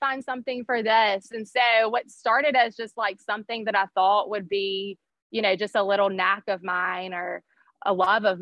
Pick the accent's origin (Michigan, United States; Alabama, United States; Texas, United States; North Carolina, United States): Alabama, United States; Birmingham; I grew up here in Birmingham and I went to a public high school here